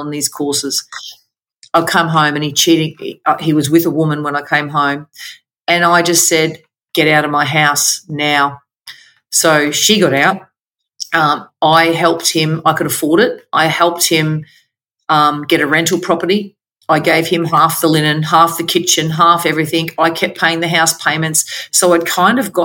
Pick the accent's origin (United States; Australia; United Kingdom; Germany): Australia; Queensland; also born or lived in Victoria, Australia; we moved from Victoria back home to Queensland